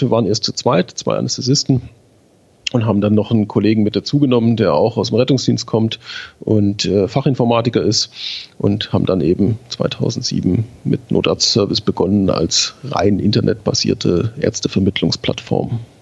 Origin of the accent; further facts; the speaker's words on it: Schwäbisch Hall, Baden-Württemberg, Germany; In Schwäbisch Hall beim DRK. Das ist meine Heimat